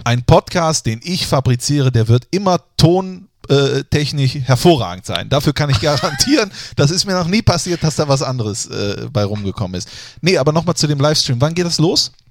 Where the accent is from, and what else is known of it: Germany